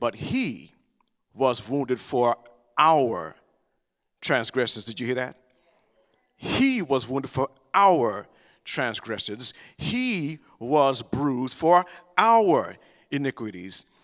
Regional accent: the South, United States; I'm from the South. You know, we, we have talk in church.

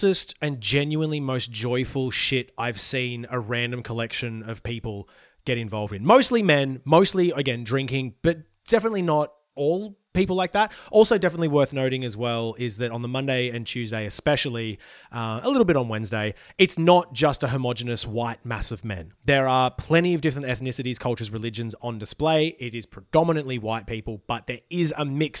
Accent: Ballina, New South Wales, Australia; I was growing up in Ballina near Byron.

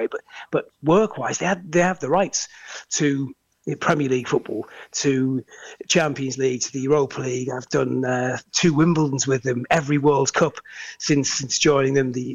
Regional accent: United Kingdom; moved away as an adult; also born or lived in Middle East

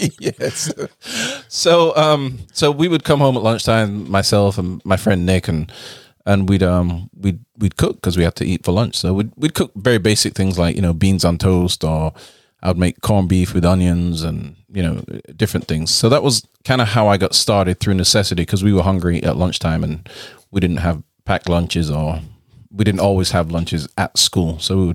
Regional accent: England, United Kingdom; When we were kids growing up in England, we were kind of like latchkey kids.

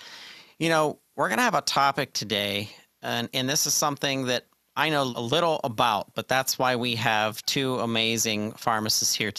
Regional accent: Pittsburgh, Pennsylvania, United States; my hometown of Pittsburgh, Pennsylvania.

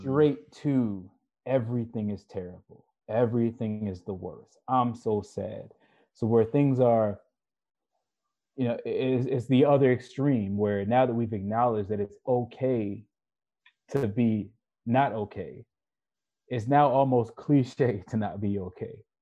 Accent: Baltimore, Maryland, United States; now in Southern California, United States; where I grew up in Baltimore City

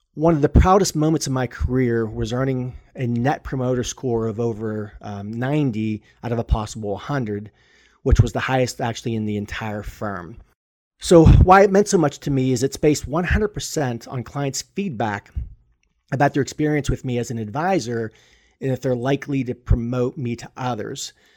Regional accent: Pittsburgh, Pennsylvania, United States; I was born and raised in Pittsburgh

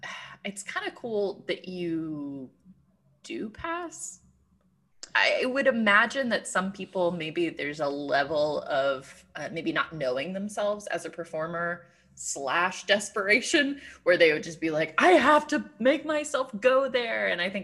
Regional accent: Tennessee, United States; I grew up in Tennessee like my whole life. And I don't know if that's something that I cannot tap into because I tried so hard not to have a Southern accent, or if I just refuse to.

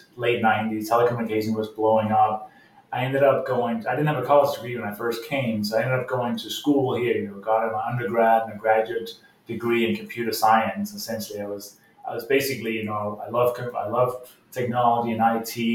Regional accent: Denmark; moved away as an adult; now in United States; I come from Denmark, is a small country

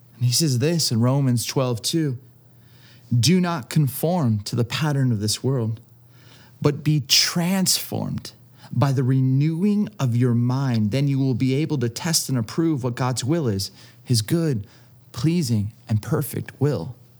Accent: Southern California, United States; I grew up in Southern California

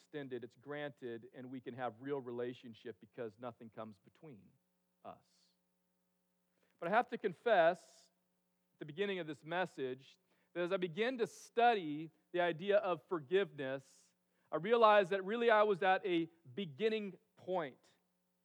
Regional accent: California, United States; now in Alaska, United States; I grew up in California

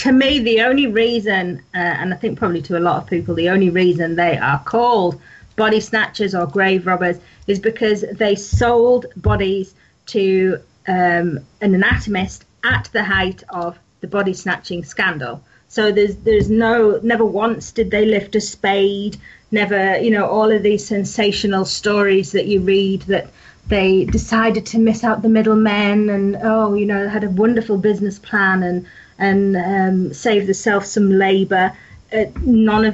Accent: Yorkshire and the Humber, United Kingdom; I'm from North Yorkshire. You can probably tell by my accent

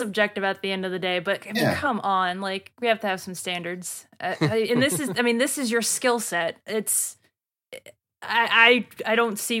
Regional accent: the South, United States; accent: Southern

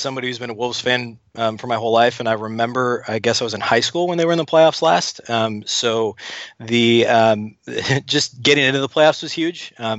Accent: Minnesota, United States; moved away as an adult; now in Oklahoma City, United States; I grew up in Minnesota. Yeah, I was in Minnesota. I've actually lived in Oklahoma City now for almost 8 years.

